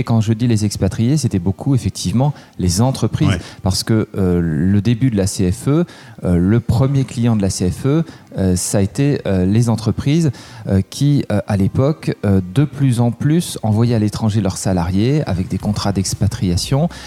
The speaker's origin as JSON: {"language": "French", "town": "Aix-en-Provence", "region": "Provence-Alpes-Côte d'Azur", "country": "France", "tie": "born or raised there", "also_born_or_lived": "Bath", "moved": "as an adult", "lives_now": "Paris, France"}